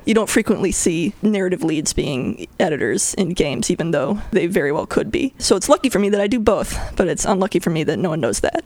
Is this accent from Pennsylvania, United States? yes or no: no; Connecticut, United States; moved away as an adult; also born or lived in Bay Area, California; now in California, United States; I was born in Connecticut on the other side of the country, and I grew up from the age of zero through adulthood and then I moved to California